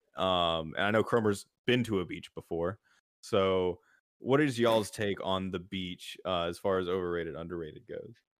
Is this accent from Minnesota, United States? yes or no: no; Florida, United States; moved away; growing up in Florida for a while